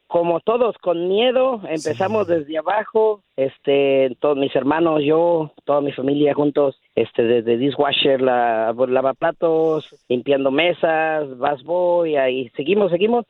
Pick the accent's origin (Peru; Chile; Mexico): Mexico; Guanajuato; now in Dallas, United States; Somos de Guanajuato, México